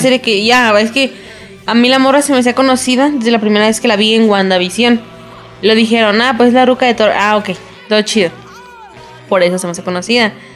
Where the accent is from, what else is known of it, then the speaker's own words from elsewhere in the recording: Mexico; para uno como mexicano